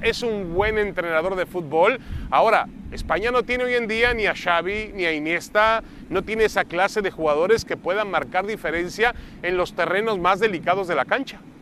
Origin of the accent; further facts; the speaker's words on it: Mexico; nosotros venimos de México, Mauricio y yo de un país donde estamos acostumbrados que cuando juega